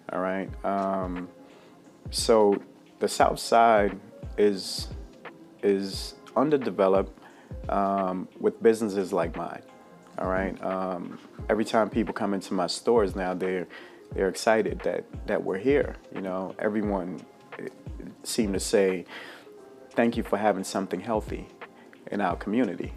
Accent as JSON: {"language": "English", "country": "Jamaica", "tie": "born or raised there", "also_born_or_lived": "Bermuda / New York / Baltimore", "moved": "yes", "said": "I was born in Bermuda, raised in Jamaica"}